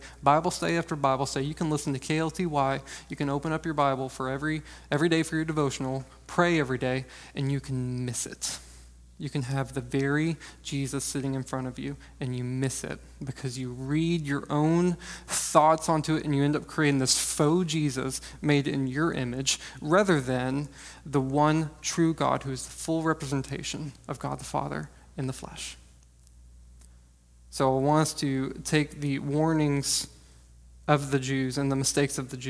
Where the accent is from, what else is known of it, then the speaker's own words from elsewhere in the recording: Texas, United States; I'm from Texas